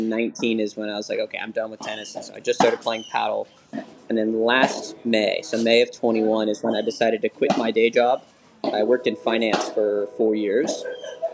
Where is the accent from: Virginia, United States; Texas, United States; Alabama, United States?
Texas, United States; Dallas; So I grew up playing tennis in Dallas, Texas at T-Barn Racquet Club